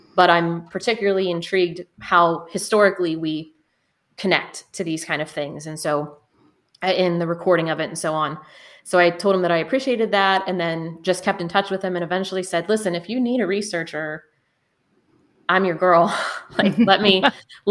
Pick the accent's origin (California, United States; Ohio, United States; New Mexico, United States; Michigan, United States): Ohio, United States; near Minerva; growing up near Minerva